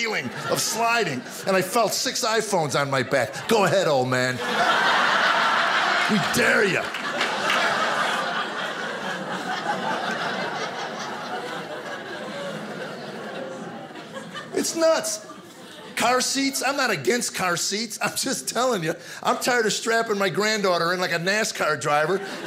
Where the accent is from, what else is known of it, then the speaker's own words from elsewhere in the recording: United States; growing up in America